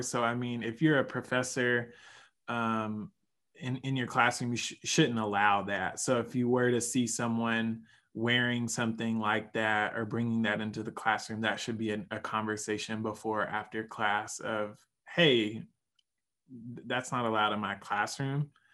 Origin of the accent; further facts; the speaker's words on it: Hugo, Oklahoma, United States; moved away as an adult; also born or lived in New Hampshire; now in Minnesota, United States; I grew up in Oklahoma, I went to school in New Hampshire at Dartmouth